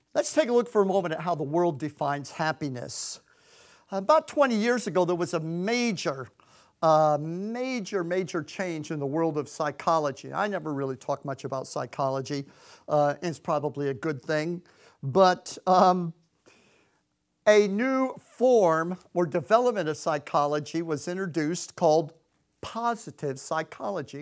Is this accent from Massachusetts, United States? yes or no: no; Clearwater, Florida, United States; moved away as an adult; also born or lived in Connecticut; we're from Clearwater, Florida